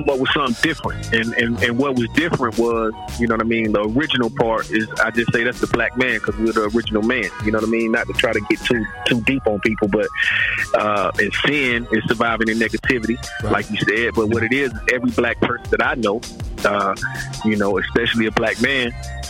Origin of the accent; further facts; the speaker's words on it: Durham, North Carolina, United States; Oh, Durham off the hook, bro.